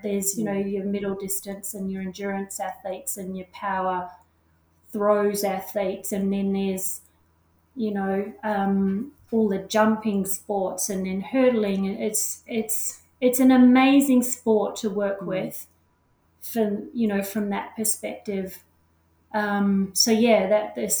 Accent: Australia; accent: Australian; moved away as an adult; now in Auckland, New Zealand; I am actually Australian. You can certainly hear that in my accent.

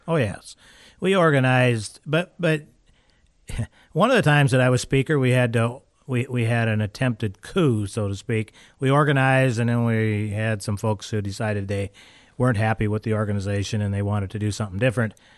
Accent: Valdez, Alaska, United States; I'm from Valdez

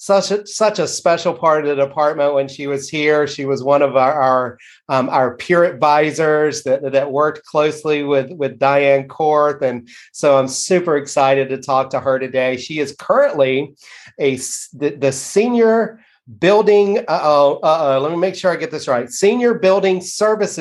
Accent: the South, United States; me being from the South

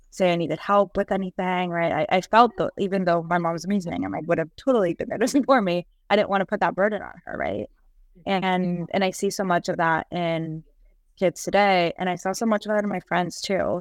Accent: Colombia; moved away; I'm from Colombia

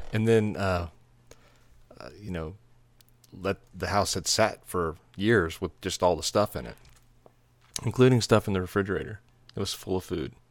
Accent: Texas, United States; moved away as an adult; also born or lived in Nashville, Tennessee; We're from Texas

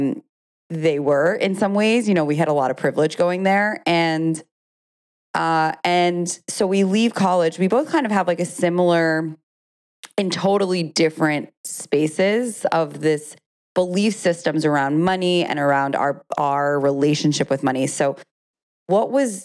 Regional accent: New York City, New York, United States; I grew up on the Upper East Side of Manhattan

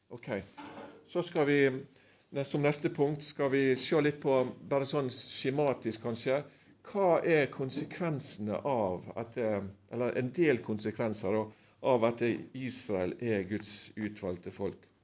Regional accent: Sunnmøre, Møre og Romsdal, Norway; jeg er sunnmøring egentlig

